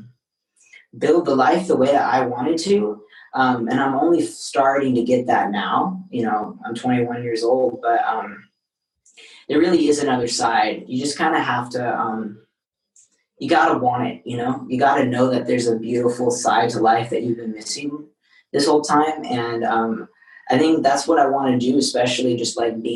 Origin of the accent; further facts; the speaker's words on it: Seattle, Washington, United States; now in Los Angeles, United States; I grew up in Seattle.